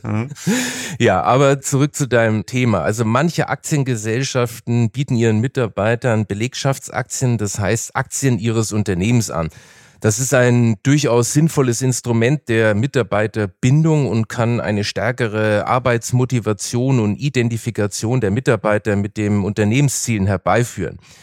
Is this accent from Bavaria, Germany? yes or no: yes; Nuremberg, Bavaria, Germany; moved away; in meiner alten Heimat Nürnberg, wo ich ja aufgewachsen bin